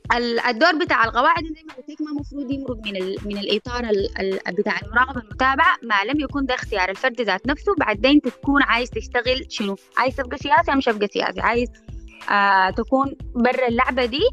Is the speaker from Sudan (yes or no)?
yes; Sudan; إحنا كمجتمع سوداني